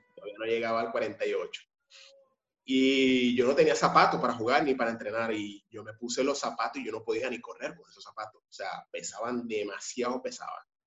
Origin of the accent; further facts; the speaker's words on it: San Francisco, Zulia, Venezuela; moved away; yo vivo en el sur, como te, había comentado mucho antes. Soy de San Francisco